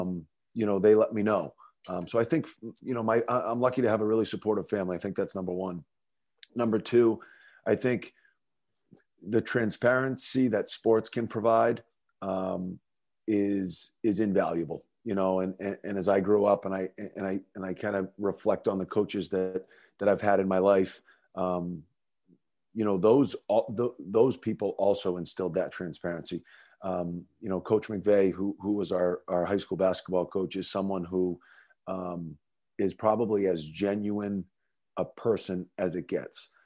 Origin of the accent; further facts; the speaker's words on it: North Andover, Massachusetts, United States; growing up in North Andover, um, you know, obviously a community that's near and dear to my heart